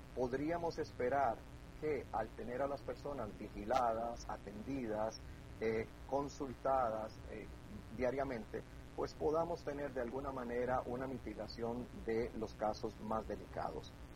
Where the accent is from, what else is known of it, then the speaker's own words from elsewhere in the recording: Costa Rica; los costarricenses somos un poquito testarudos